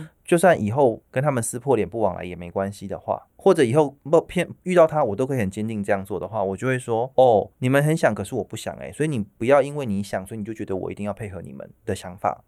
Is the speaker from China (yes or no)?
no; Taiwan; 我们身为台湾人就要这样